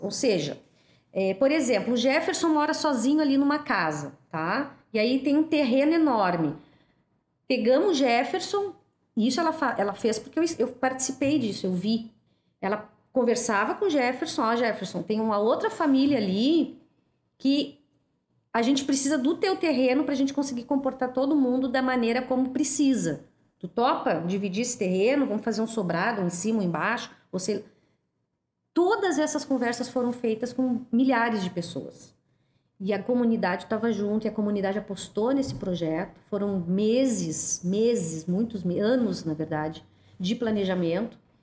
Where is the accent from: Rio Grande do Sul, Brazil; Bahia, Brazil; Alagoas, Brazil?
Rio Grande do Sul, Brazil; Porto Alegre; vim de Alegrete na, ainda na minha primeira infância. E a gente veio para Porto Alegre para o meu pai trabalhar como zelador no bairro Bonfim